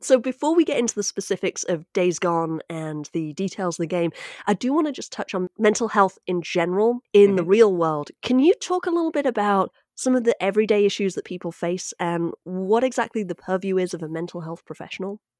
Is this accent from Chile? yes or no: no; United Kingdom; now in United States; speaking as a Brit